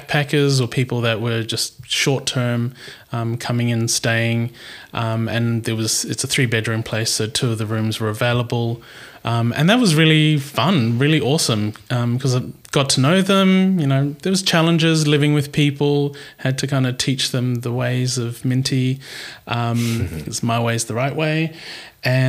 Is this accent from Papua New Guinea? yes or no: yes; Papua New Guinea; now in Perth, Australia; I grew up in Papua New Guinea, and I'm part Papua New Guinean